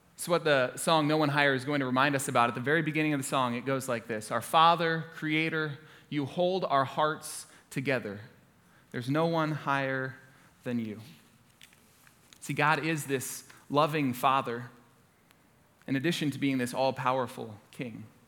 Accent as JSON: {"language": "English", "town": "Orlando", "region": "Florida", "country": "United States", "tie": "born or raised there", "moved": "yes", "said": "I grew up in Orlando, Florida, uh, lived there since I was in fourth grade, went to Florida State University. I'm a proud Floridian"}